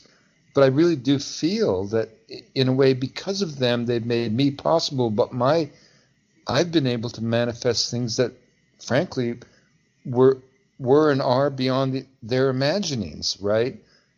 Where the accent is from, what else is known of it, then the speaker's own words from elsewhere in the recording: Pacific Northwest, United States; I mean, I fought fires, you know, I was a logger, you know, I came from the Pacific Northwest.